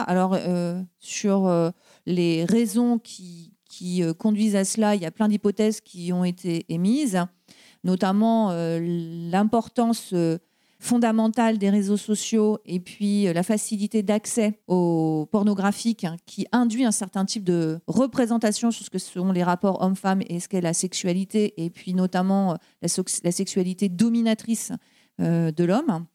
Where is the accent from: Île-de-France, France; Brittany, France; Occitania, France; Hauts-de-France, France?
Brittany, France; moved away; je suis bretonne de naissance et puis bretonne de cœur, puisque euh, je suis revenue euh, vivre en Bretagne.